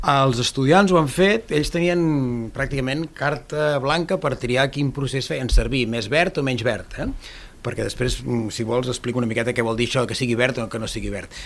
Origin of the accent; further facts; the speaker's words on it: Altafulla, Catalonia, Spain; com l'Edu jo sóc d'Altafulla